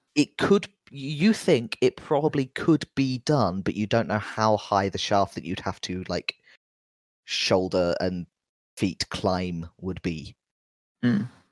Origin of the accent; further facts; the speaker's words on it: London, United Kingdom; being a Londoner